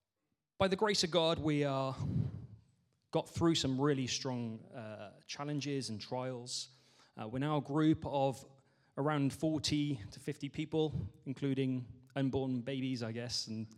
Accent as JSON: {"language": "English", "town": "Barry", "region": "Wales", "country": "United Kingdom", "tie": "born or raised there", "said": "I grew up in Barry, but not Barry Island"}